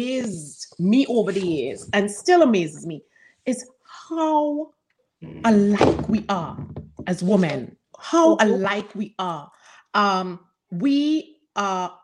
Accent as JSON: {"language": "English", "country": "Trinidad & Tobago", "tie": "born or raised there", "moved": "yes", "said": "growing up in Trinidad"}